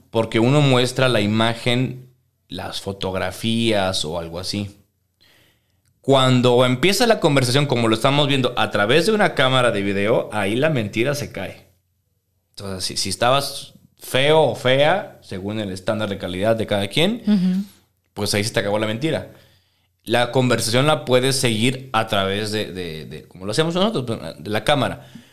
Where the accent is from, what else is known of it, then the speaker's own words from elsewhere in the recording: Venezuela; also born or lived in Guadalajara, Mexico; now in Mexico; cuando me fui de Venezuela